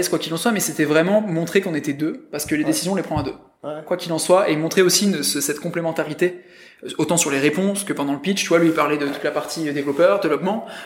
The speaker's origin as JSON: {"language": "French", "country": "France", "said": "Parce qu'on est deux sur le marché français. Et que du coup, bah ouais, on est français"}